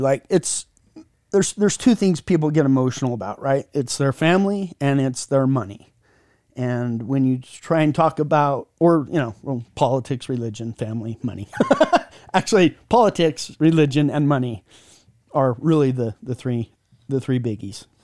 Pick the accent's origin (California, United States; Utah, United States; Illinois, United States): Utah, United States; I'm from Utah, so we call it data, data, data.